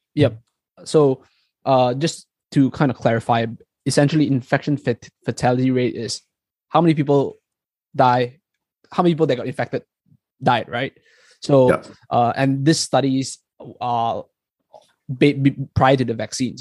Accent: Malaysia; moved away as an adult; now in New Zealand; I'm from Malaysia, so I'm in. I mean, Chong and I were both from Malaysia, but I came here uh, much later to, to New Zealand to do my PhD

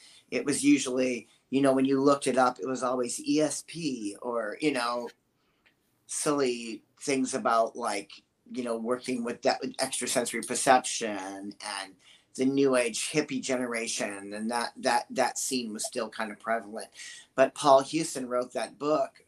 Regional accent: Boston, Massachusetts, United States; moved away as an adult; now in Burbank, United States; growing up in New England

